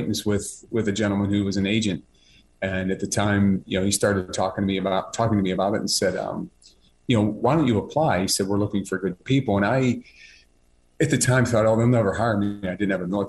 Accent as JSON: {"language": "English", "town": "Pittsburgh", "region": "Pennsylvania", "country": "United States", "tie": "born or raised there", "said": "I was born and raised in Pittsburgh"}